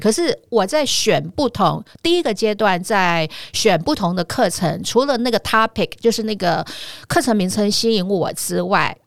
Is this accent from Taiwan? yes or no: yes; Tainan, Taiwan; also born or lived in Kaohsiung; 因为我，我本身是台南人